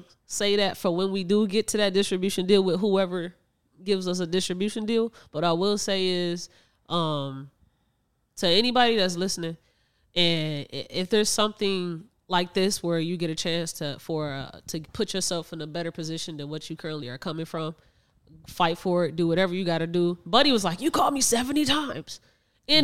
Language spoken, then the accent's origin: English; Chicago, Illinois, United States; we're from Chicago.